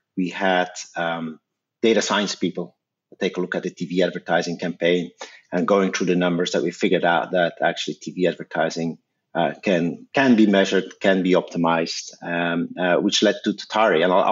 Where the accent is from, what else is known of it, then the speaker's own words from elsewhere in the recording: Belgium; accent: Belgian; My accent is Belgian